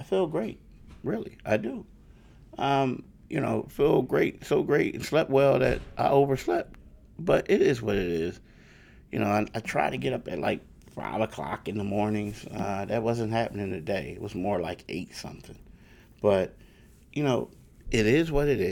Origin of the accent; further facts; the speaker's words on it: Philadelphia, Pennsylvania, United States; now in New Jersey, United States; I grew up in Philly